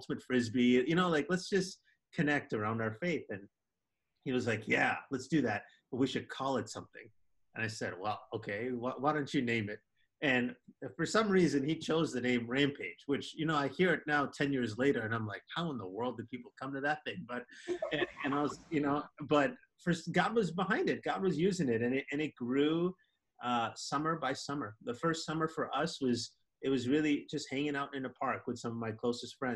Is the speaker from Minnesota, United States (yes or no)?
yes; Minneapolis, Minnesota, United States; also born or lived in Wisconsin; going back to home in Minneapolis